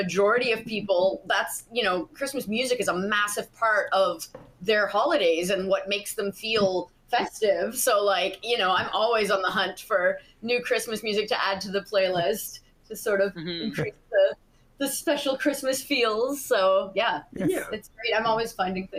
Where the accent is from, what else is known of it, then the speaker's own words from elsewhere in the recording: East Coast of Canada, Canada; now in Toronto, Canada; I'm in Toronto right now, and I'm from the East Coast of Canada